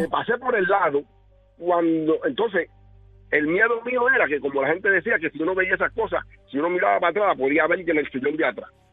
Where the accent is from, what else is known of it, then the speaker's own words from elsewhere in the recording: Gurabo, Puerto Rico; yo soy de Gurabo.